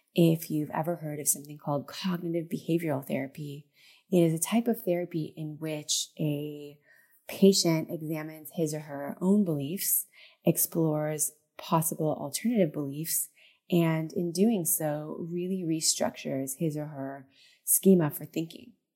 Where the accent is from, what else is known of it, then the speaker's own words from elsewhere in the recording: Southern California, United States; moved away as an adult; also born or lived in central Israel; now in Israel; my hometown in Southern California